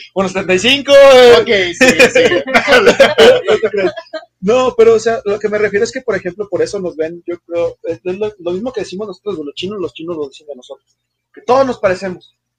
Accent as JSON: {"language": "Spanish", "country": "Mexico", "said": "soy mexicano"}